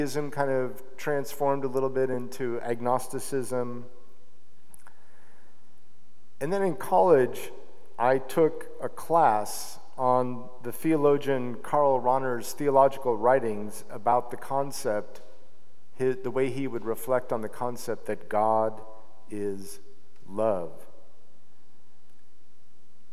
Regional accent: Salt Lake City, Utah, United States; I grew up an Episcopalian in Salt Lake City, Utah

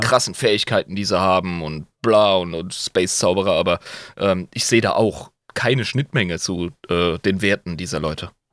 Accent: Rhineland-Palatinate, Germany; ich als Pfälzer

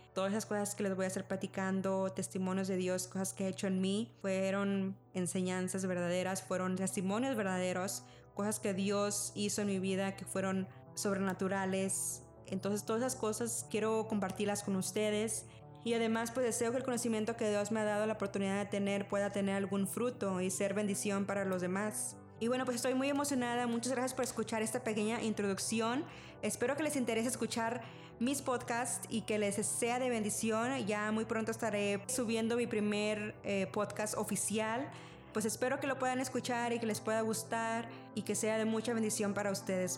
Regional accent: Rio Grande Valley, Texas, United States; moved away as an adult; also born or lived in Mexico; now in Austin, United States; soy mexicana, pero crecí casi toda mi vida en el Valle de Texas

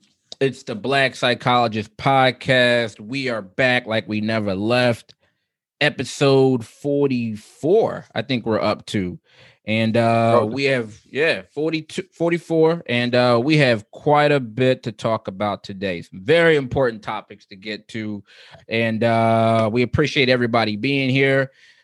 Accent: Philadelphia, Pennsylvania, United States; we're from Philly, we do our thing, we're from the tri-state area.

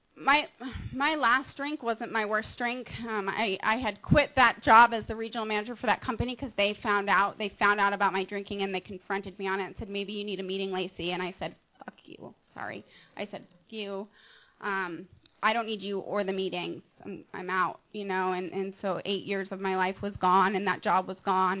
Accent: Montana, United States; now in Mission Viejo, United States; I'm from Montana, and I grew up in Montana

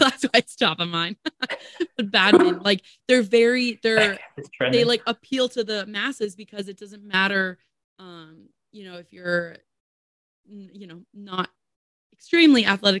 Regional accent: New Jersey, United States; New Jersey.

